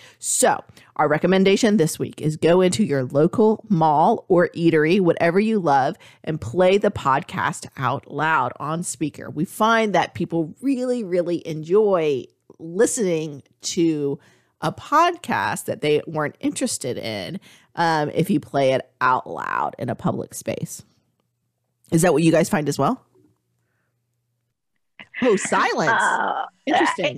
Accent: Texas, United States; I was born in Texas.

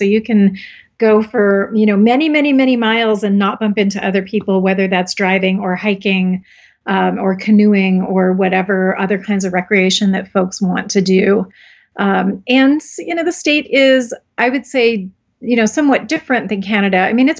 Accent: Upper Peninsula of Michigan, United States; now in Wyoming, United States; I grew up in the Upper Peninsula of Michigan in what was a post-iron ore mining town.

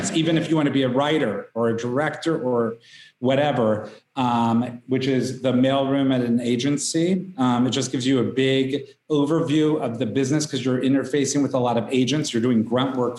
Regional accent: Wichita, Kansas, United States; I grew up in Wichita, Kansas

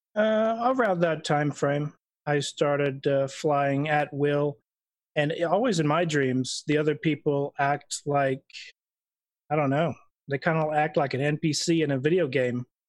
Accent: Idaho, United States; I was born in Idaho

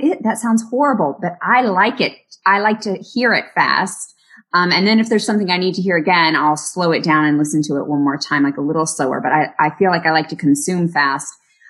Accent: Texas, United States; moved away; also born or lived in New York City; growing up in Texas and then moving to New York City. I felt like I needed to talk faster

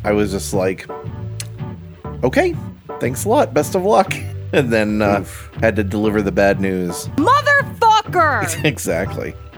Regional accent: Florida, United States; I moved down here when I was six, so basically a Floridian

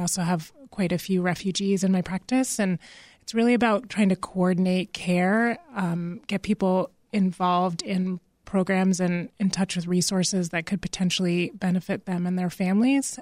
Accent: Massachusetts, United States; moved away; I'm originally from Massachusetts

